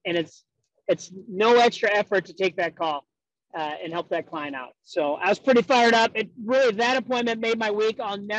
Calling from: West St. Paul, Minnesota, United States; I'm calling you from West St. Paul, Minnesota, which is south of St. Paul.

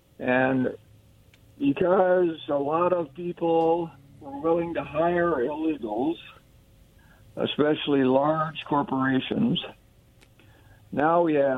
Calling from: Kennewick, Washington, United States; also born or lived in Yakima; calling from Kennewick.

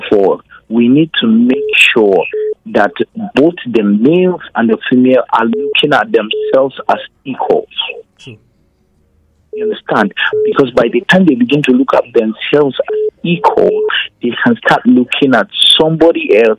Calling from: Jos, Plateau, Nigeria; I'm calling from Angulo Jos.

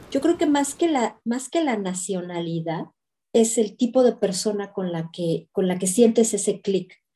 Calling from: Belgium; desde Bélgica

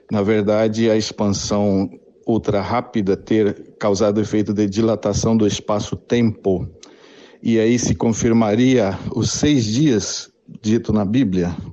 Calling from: Mogi das Cruzes, São Paulo, Brazil; sou de Mogi das Cruzes, São Paulo.

